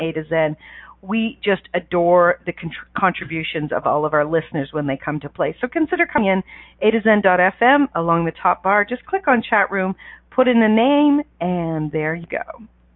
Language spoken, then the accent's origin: English; Canada; I'm Canadian